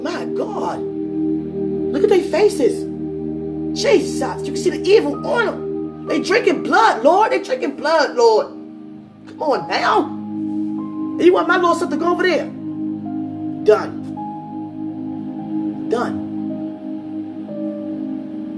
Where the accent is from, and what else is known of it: United States